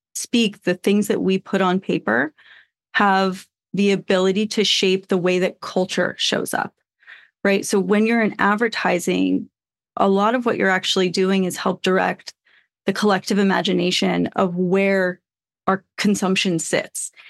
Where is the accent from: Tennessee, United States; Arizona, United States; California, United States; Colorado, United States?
Arizona, United States; Flagstaff; moved away; also born or lived in Portland, Oregon; I grew up in Flagstaff, Arizona, and then I also grew up in Portland, Oregon